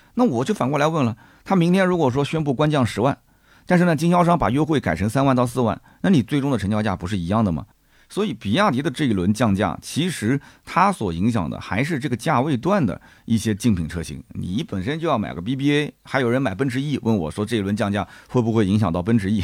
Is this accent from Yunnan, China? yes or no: no; Nanjing, Jiangsu, China; 我们南京人